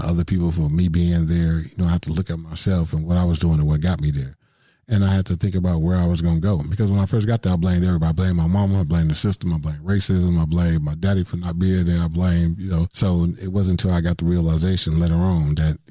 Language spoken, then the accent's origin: English; Milwaukee, Wisconsin, United States; I grew up in Milwaukee, you know, the main streets of Milwaukee